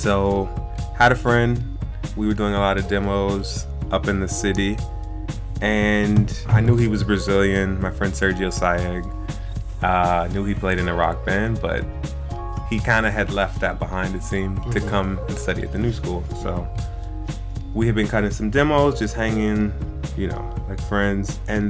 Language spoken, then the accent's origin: English; Prince George's County, Maryland, United States; also born or lived in Washington, D.C.; now in Brooklyn, United States; Prince George's County, Maryland, to be exact. So it's right outside of the district. Yeah. Grew up there.